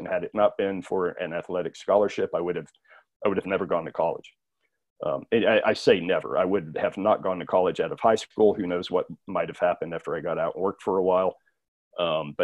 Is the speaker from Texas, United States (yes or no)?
yes; South Texas, United States; The time and the place where I grew up in South Texas at that time, this being the 80s